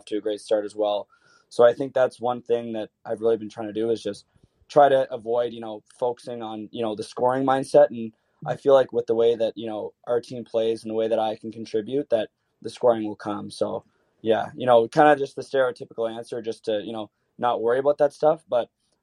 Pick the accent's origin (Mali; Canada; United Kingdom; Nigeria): Canada; as a Canadian player